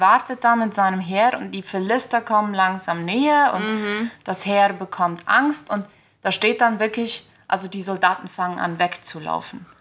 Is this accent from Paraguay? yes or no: yes; Filadelfia, Boquerón, Paraguay; Ich komme hier aus Philadelphia